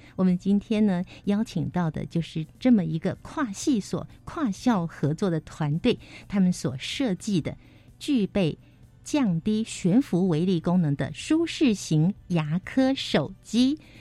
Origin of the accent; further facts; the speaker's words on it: Taiwan; 我们台湾人